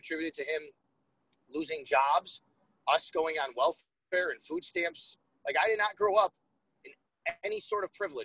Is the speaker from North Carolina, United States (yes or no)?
no; Buffalo, New York, United States; also born or lived in Syracuse; I grew up in Buffalo. I'm a Buffalo sports fan.